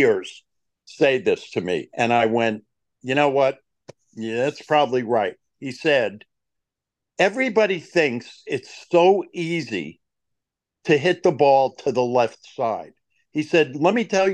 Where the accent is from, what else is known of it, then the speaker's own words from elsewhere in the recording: New York, United States; I grew up in New York